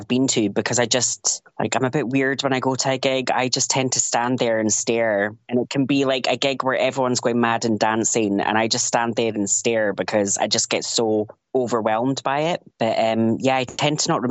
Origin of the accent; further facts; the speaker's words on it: Highlands of Scotland, United Kingdom; also born or lived in Edinburgh; now in Dalkeith, United Kingdom; I grew up in the Highlands of Scotland